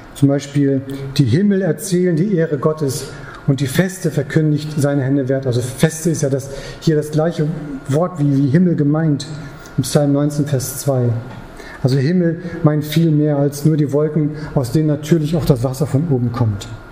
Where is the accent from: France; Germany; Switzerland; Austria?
Germany; ich als Deutscher